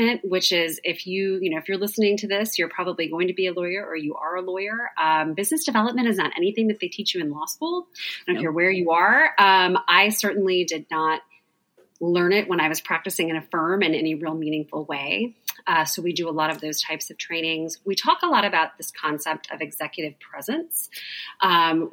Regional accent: Southern Indiana, United States; moved away as an adult; also born or lived in Phoenix, Arizona; I grew up in Southern Indiana

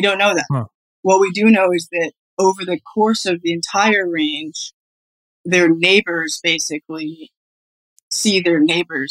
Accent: Colorado, United States; I'm from Colorado

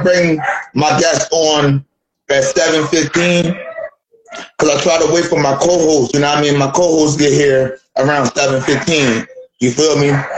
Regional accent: Philadelphia, Pennsylvania, United States; also born or lived in Florida; now in Dayton, United States; I'm from Philly, but I live in Dave right now.

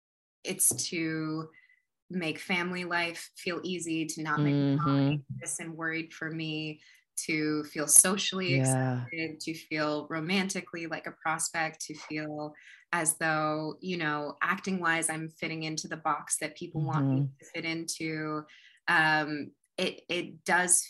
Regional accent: United States; now in Los Angeles, United States; growing up in America

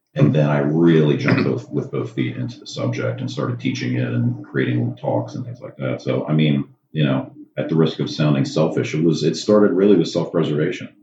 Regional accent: Maryland, United States; I come from Maryland. I have uh, my own anesthesia practice there in Maryland

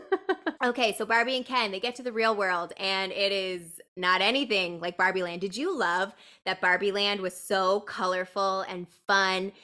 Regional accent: Canada; we're Canadian too

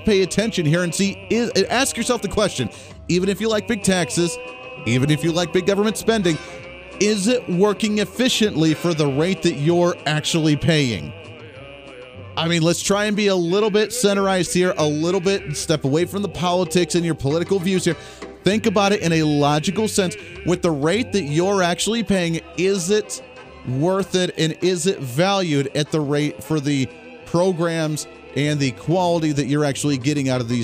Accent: Kansas, United States; My home state of Kansas

